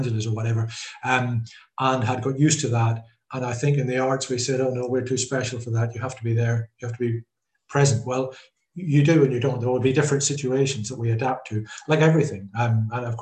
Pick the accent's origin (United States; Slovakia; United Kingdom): United Kingdom; Glens of Antrim, Northern Ireland; moved away as an adult; also born or lived in Belfast; now in London, United Kingdom; I'm from the Glens of Antrim. I've been here since the 70s.